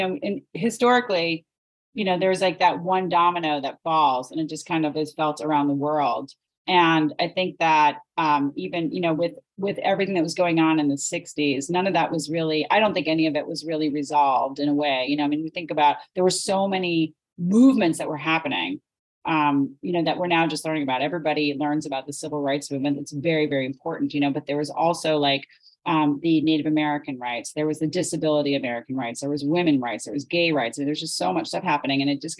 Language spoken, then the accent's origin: English; Sudbury, Ontario, Canada; I grew up in Sudbury.